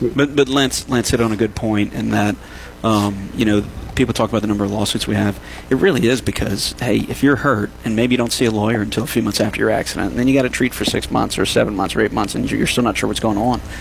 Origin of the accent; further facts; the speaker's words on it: New Iberia, Louisiana, United States; moved away as an adult; also born or lived in Baton Rouge / Morgan City; now in Lafayette, United States; I'm from New Iberia, you know, mm-hmm. right down the road um, graduate from Catholic High